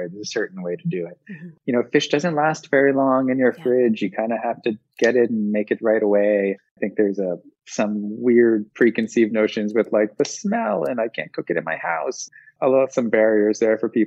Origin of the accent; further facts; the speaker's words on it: northern New Jersey, United States; moved away; I grew up in New Jersey, in the really northern part of New Jersey that no one really takes notice of, in the Appalachian Mountains.